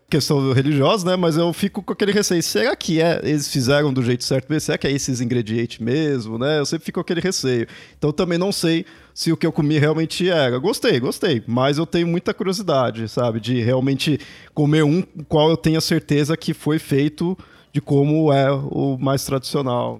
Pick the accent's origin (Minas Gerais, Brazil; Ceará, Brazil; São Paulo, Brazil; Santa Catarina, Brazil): São Paulo, Brazil; nunca saí aqui de São Paulo